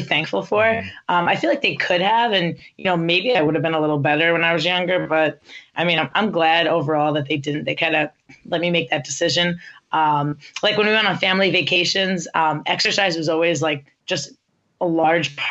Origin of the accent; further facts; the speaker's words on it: New Jersey, United States; the area where I grew up in New Jersey